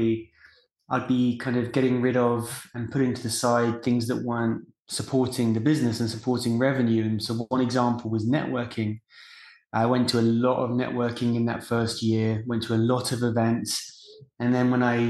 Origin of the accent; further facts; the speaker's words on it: England, United Kingdom; moved away as an adult; now in United States; I grew up in England and decided to move to the US after graduation.